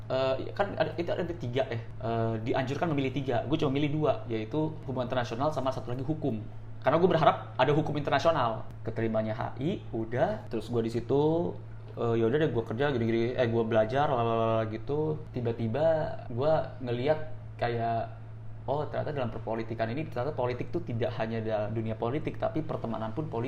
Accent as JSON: {"language": "Indonesian", "region": "Jakarta", "country": "Indonesia", "tie": "born or raised there", "said": "Orang nganggapnya gue itu orang Bandung tapi enggak. Gue itu born bred di Jakarta."}